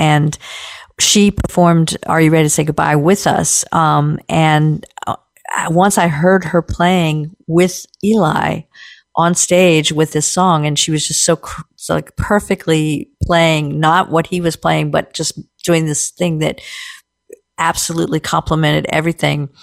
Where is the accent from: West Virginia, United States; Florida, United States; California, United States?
West Virginia, United States; Short Gap; I grew up in Shortcap, West Virginia, which is just across the Potomac River, the Inno Canal from Cumberland, Maryland